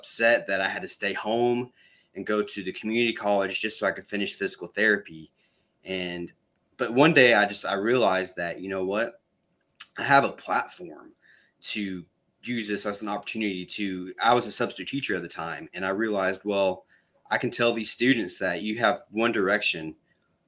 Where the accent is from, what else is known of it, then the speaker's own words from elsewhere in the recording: Panama City Beach, Florida, United States; I'm from Panama City Beach, Florida